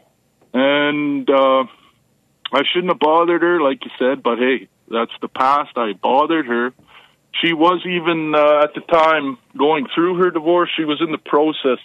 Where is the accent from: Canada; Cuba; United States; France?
Canada; I grew up in Canada here